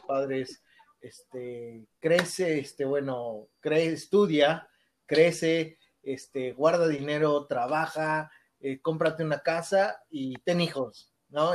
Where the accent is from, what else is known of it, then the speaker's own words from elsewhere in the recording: Mexico City, Mexico; moved away as an adult; now in Toronto, Canada; yo soy nacido en la Ciudad de México, crecí hasta, crecí ahí en la Ciudad de México hasta, yo me vine a Canadá hasta los 23 años